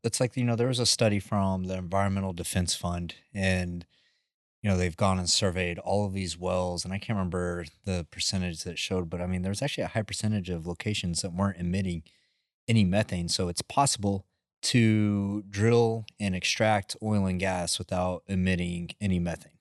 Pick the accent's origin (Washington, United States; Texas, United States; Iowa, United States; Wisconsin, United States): Texas, United States; Midland; growing up in the Midlands, like, you're driving down Lee's Roads